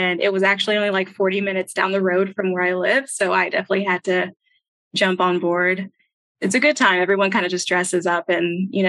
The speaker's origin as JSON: {"language": "English", "town": "Houston", "region": "Texas", "country": "United States", "tie": "born or raised there", "also_born_or_lived": "Minnesota", "said": "I was born in Minnesota. We kind of trickled our way down to Houston, and I've lived there since I was four"}